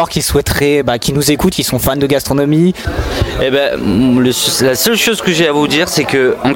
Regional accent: Spain; now in Montpellier, France; je suis originaire d'Espagne.

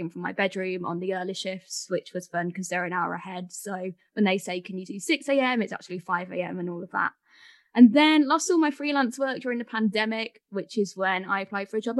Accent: Birmingham, West Midlands, United Kingdom; I'm from Birmingham. I've been a journalist for a few years now um, after doing the whole uni thing. So I studied in Birmingham as well.

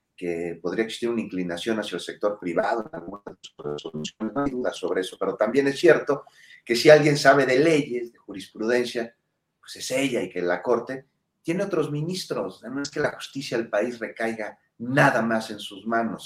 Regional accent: Mexico; somos mexicanos

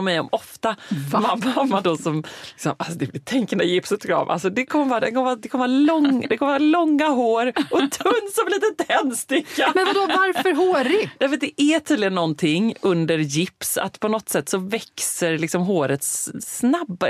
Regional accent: Gothenburg, Västra Götaland, Sweden; moved away as an adult

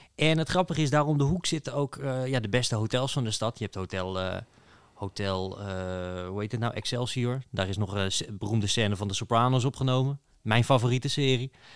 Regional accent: Netherlands; als Nederlander

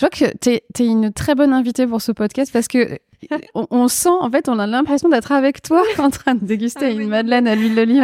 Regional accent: Lorraine, Grand Est, France; also born or lived in Nancy; je suis très régionaliste avec la Lorraine

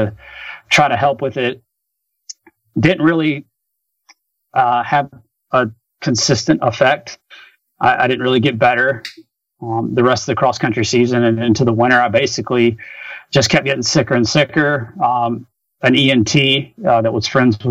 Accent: Rock Hill, South Carolina, United States; I was at a small Division I college called Winthrop University that was in my hometown

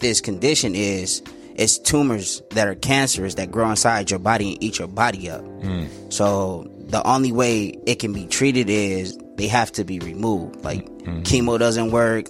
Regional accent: San Bernardino, California, United States; moved away as an adult; now in Phoenix, United States; I'm originally from San Bernardino

